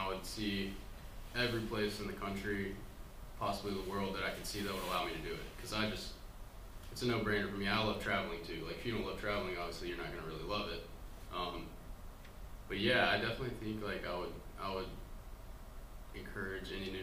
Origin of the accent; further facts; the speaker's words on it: Birmingham, Alabama, United States; moved away as an adult; also born or lived in Los Angeles; I grew up in Alabama, Birmingham, Alabama.